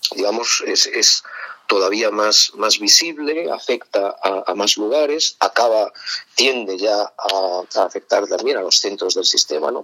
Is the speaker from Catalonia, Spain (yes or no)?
no; Madrid, Community of Madrid, Spain; also born or lived in Cercedilla; mi ciudad natal es Madrid y la mayor, no toda mi vida, pero sí he vivido buena parte de mi vida en, Madrid